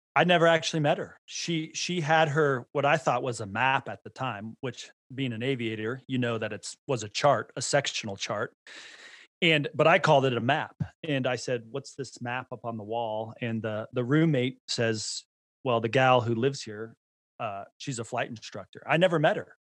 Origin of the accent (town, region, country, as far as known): Bay Area, California, United States; born or raised there; now in Idaho, United States